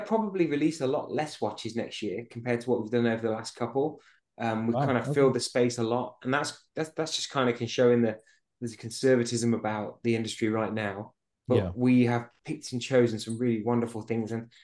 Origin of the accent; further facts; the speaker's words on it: United Kingdom; moved away; go back to the UK and, you know, go to see the family